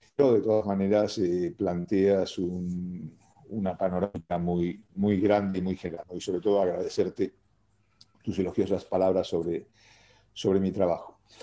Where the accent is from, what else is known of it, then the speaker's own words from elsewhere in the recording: Buenos Aires, Argentina; now in Spain; yo soy de origen argentino, nací en Buenos Aires, aunque llevo viviendo aquí en España desde el año 76